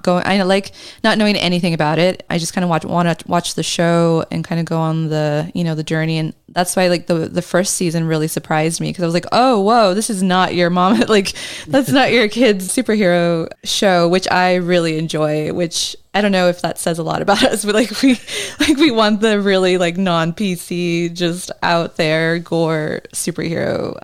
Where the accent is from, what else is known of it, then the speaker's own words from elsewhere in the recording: Australia; reminds me of being Australian